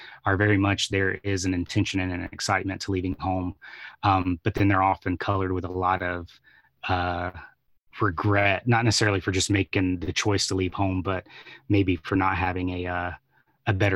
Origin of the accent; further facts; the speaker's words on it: Atlanta, Georgia, United States; being born and raised in Atlanta